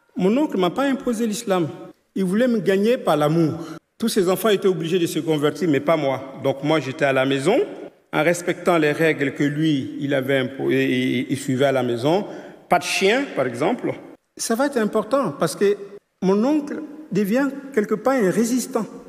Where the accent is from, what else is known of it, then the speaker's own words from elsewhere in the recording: Côte d’Ivoire; je suis né en Côte d'Ivoire, dans une famille animiste